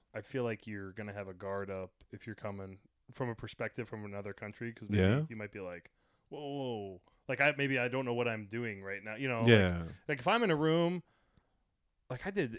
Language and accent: English; United Kingdom; accent: British; me and thinks that I'm either faking a British accent or they just have a real problem with me because I'm British.